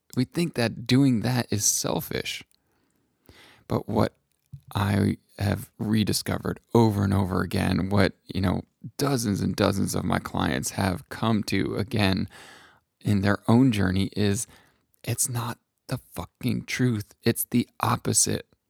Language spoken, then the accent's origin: English; New England, United States; a white man growing up in New England